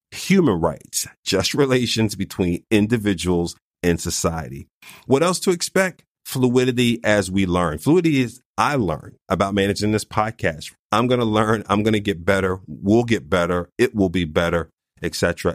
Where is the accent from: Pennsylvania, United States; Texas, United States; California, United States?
Pennsylvania, United States; Philadelphia; I was born and raised in North Philadelphia, not too far from Eighth and Butler